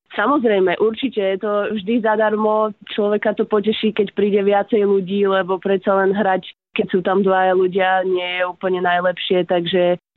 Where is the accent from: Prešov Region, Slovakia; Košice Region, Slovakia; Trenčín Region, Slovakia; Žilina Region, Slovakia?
Trenčín Region, Slovakia; Prievidza; Pochádzam z Prievidze, celý život som tam žila, aj tam žijem v Prievidzi